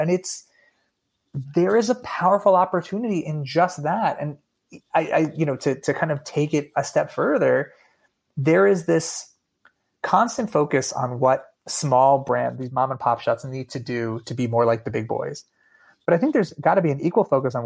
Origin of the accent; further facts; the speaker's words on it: Allentown, Pennsylvania, United States; I grew up in Allentown, Pennsylvania